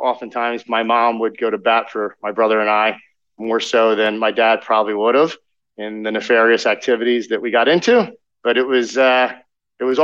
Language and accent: English; Philadelphia, Pennsylvania, United States; I was born in Philadelphia on the outskirts, and I grew up in an amazing household